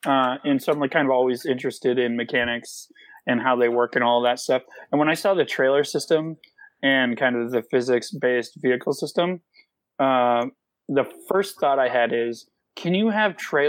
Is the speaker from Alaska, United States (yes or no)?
yes; Alaska, United States; also born or lived in Vermont; I grew up in Alaska and Vermont, both bordering states that oftentimes get confused with Canada.